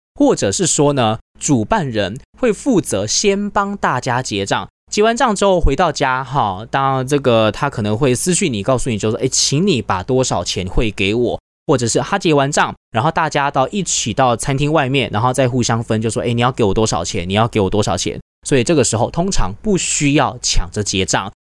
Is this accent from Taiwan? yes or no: yes; Taiwan; also born or lived in South Korea; 我们台湾的喝酒文化的确也是有一些准则在的